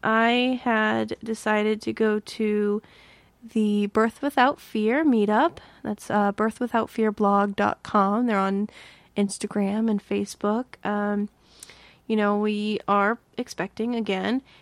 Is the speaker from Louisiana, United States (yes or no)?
no; Massachusetts, United States; moved away; grew up in Massachusetts, and we rode the T all the time.